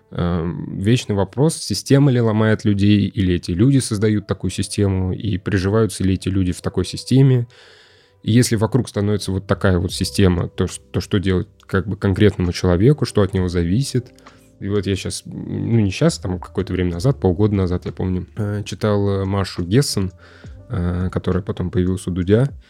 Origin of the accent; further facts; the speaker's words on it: Russia; А, скажите, пожалуйста, я просто сам из Руси.